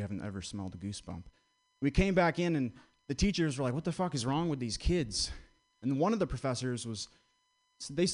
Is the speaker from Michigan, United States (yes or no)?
no; Vermont, United States; I grew up in Vermont